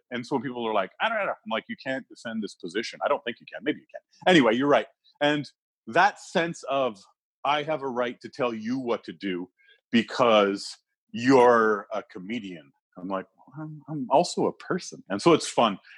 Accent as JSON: {"language": "English", "country": "Canada", "said": "So even if somebody was a Trump fan, as a Canadian, that's a human being."}